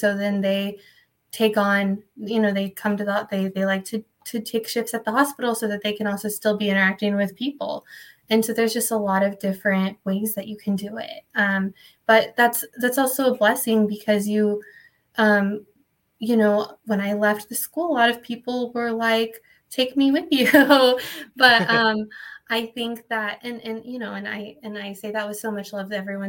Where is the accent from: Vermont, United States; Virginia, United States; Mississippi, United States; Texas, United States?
Texas, United States; San Antonio; now in Austin, United States; I'm from San Antonio, and that's where I grew up, and that's where my family still is.